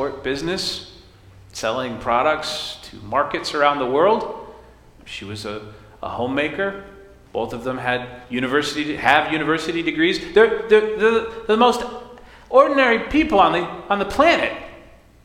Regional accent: United States; I was born in America to American parents

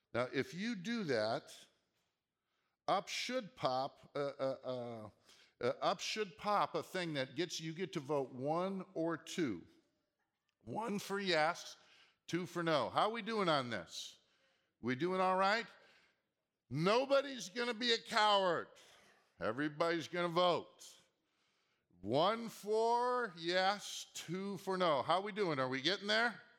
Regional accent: Minnesota, United States; also born or lived in Seattle; now in Southern California, United States; growing up in Minnesota and then living in Seattle

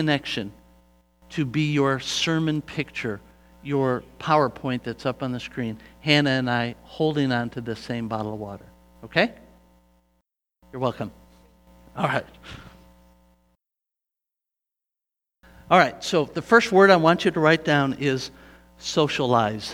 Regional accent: United States; I am from the United States of America.

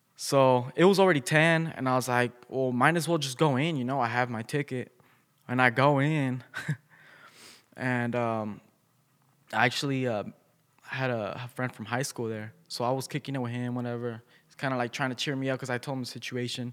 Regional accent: Bloomington, United States; I'm from Bloomington

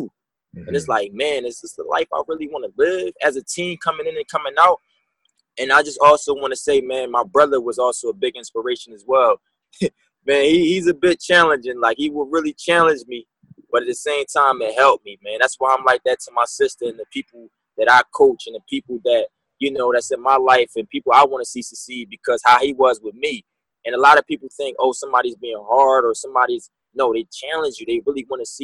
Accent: Philadelphia, Pennsylvania, United States; now in Orlando, United States; Me growing up in Philadelphia, PA, like, I really come from the streets

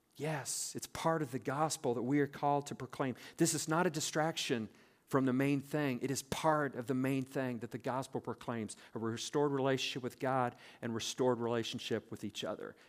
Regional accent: South Central Nebraska, United States; moved away; I grew up in South Central Nebraska on a farm

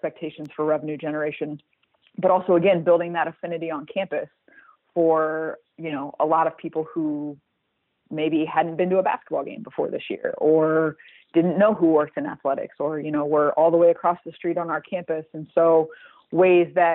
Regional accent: Midwest, United States; I'm from the Midwest

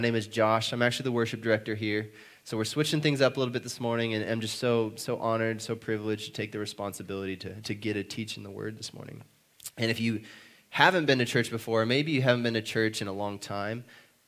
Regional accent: South Dakota, United States; now in Oklahoma City, United States; I'm from South Dakota

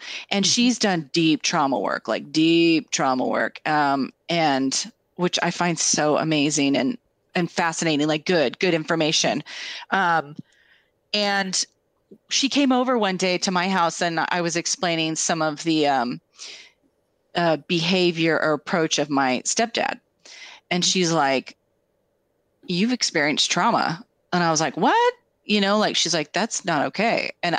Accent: Tri-Cities, United States; we grew up together in the Tri-Cities.

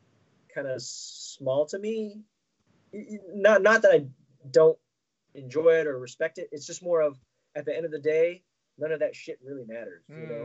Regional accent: United States; growing up in America here, I think I helped me, my sister, and my younger brother.

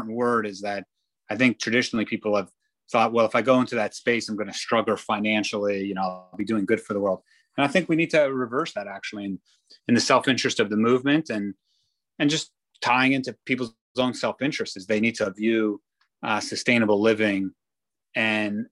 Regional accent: Israel; now in New York, United States; I grew up in Israel

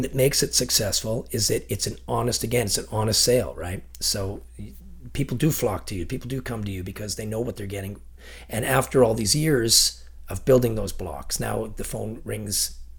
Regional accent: Ontario, Canada; now in Chilliwack, Canada; So we have, there's a 20 year gap where they left for BC. I'm from Ontario originally, and my older family left us. So there was me and my two sisters really, we're the second generation that came to Chilliwack.

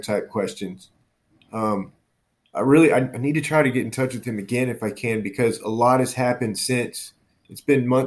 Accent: Baton Rouge, Louisiana, United States; moved away; my hometown of Baton Rouge

